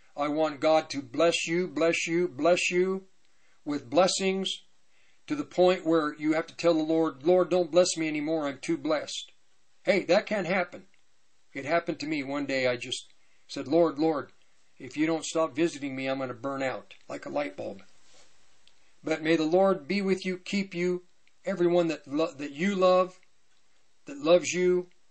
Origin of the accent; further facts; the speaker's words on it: Longmont, Colorado, United States; I grew up in Longmont